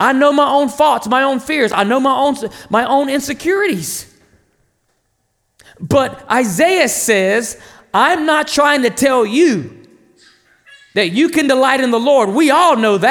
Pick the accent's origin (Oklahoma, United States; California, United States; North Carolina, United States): North Carolina, United States; I'm Native American, Lumbee Indian, from a little town in North Carolina called John Station that nobody knows